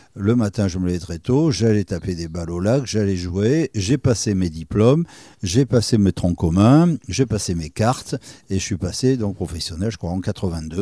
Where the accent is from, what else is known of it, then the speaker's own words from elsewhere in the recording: Andernos-les-Bains, Nouvelle-Aquitaine, France; also born or lived in Libreville, Gabon / Bordeaux; je suis au départ ce qu'on appelle un andernosien, c'est-à-dire je, viens du cœur du bassin. D'accord. moi, j'étais élevé par mes grands-parents à Bordeaux dans une pâtisserie. Je suis né à Libreville